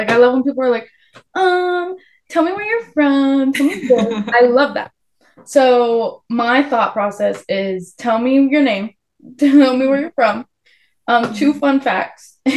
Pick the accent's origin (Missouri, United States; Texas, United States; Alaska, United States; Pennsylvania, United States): Texas, United States; The Woodlands; I'm from the Woodlands, closer to Conroe, but the Woodlands